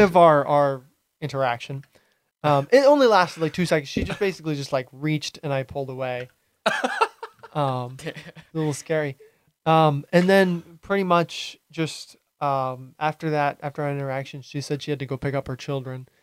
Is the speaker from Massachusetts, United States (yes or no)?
yes; Hyannis, Massachusetts, United States; moved away as an adult; now in Rhode Island, United States; I grew up on Cape my whole life. I lived in um, Hyannis until I was 18, and then I moved um, to Rhode Island about a year and a half ago